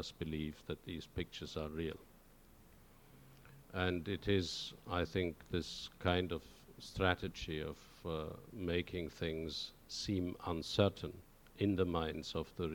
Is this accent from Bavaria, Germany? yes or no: yes; Oberstdorf, Bavaria, Germany; born or raised there; accent: regional accent in German; English is a second language; now in Norwich, United Kingdom